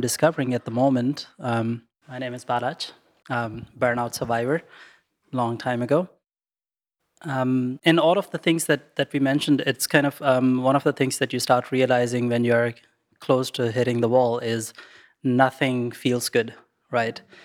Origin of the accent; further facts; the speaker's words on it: Pakistan; moved away; I grew up in Pakistan